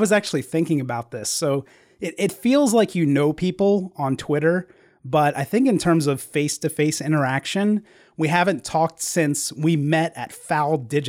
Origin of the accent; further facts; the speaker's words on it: Delaware, United States; also born or lived in Pittsburgh, Pennsylvania; now in Texas, United States; I grew up in Delaware